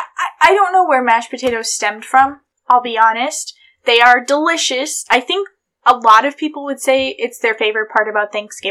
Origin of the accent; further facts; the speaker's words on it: New York, United States; born there; I was born in New York and you grew up in Ohio, and Ohio is very different.